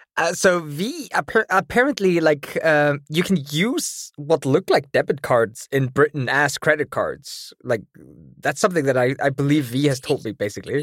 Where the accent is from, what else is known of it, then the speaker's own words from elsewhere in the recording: Iceland; I come from Iceland, and I live in Iceland.